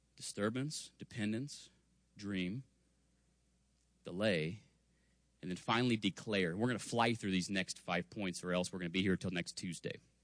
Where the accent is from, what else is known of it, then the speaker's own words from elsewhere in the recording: Spring Hill, Kansas, United States; I grew up in Spring Hill, Kansas.